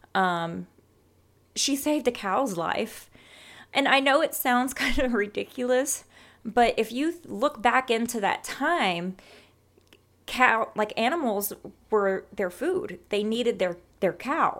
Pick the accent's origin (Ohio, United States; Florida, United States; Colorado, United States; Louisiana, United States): Louisiana, United States; South; moved away as an adult; now in San Antonio, United States; being born and raised in South Louisiana